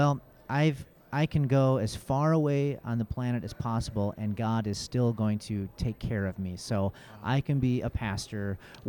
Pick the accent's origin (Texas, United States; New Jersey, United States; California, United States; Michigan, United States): Michigan, United States; Kalamazoo; moved away as an adult; also born or lived in Nanchang, China; I was literally as far away from my hometown, Kalamazoo, Michigan, Nanchang, China, on the globe